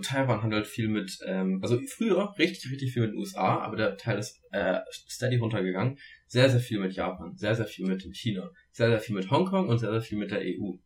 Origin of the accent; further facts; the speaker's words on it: Germany; bei uns in Deutschland